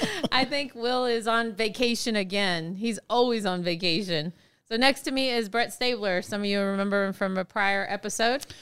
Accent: Texas, United States; moved away; I'm from Texas, and Texas, we're huggers

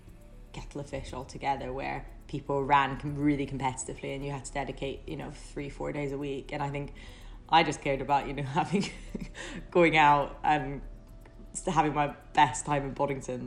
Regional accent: Edinburgh, Scotland, United Kingdom; moved away as an adult; also born or lived in Leeds / London; I'm from Edinburgh, and then I moved to Leeds to go. That was my first move away from home to Leeds University, and then after that went straight to London for about 6 or 7 years.

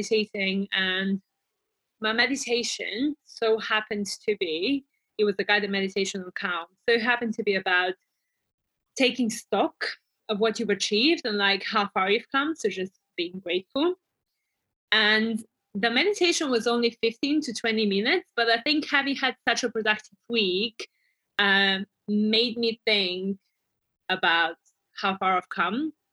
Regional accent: Bulgaria; moved away; products from my home country

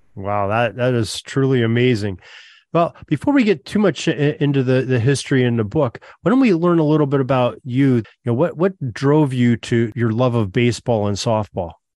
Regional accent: Erie, Pennsylvania, United States; I grew up right near Ainsworth Field.

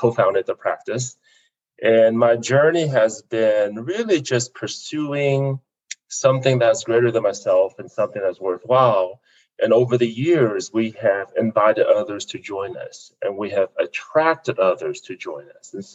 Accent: Fort Smith, Arkansas, United States; also born or lived in South Vietnam; now in Colorado Springs, United States; we ended up in Fort Smith, Arkansas. And that's where I grew up, one of 11 kids.

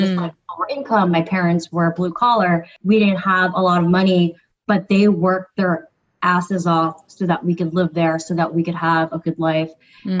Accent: New Jersey, United States; moved away as an adult; now in Philadelphia, United States; I grew up on the East Coast in New Jersey for the majority of my childhood through high school. And then now I reside in Philadelphia

